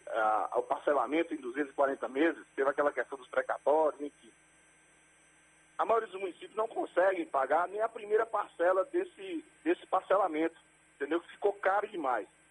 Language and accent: Portuguese; Belo Campo, Bahia, Brazil; Eu nasci em Belo Campo mesmo, eu sou formado em administração